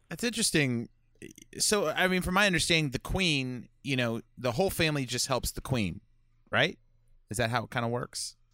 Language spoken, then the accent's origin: English; United States; as an American